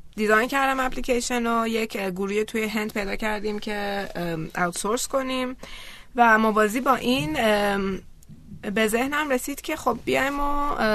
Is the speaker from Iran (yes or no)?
yes; Iran; ما از ایرانیم